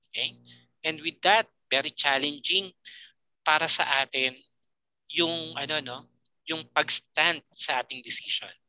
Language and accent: Tagalog; Philippines; Being a Filipino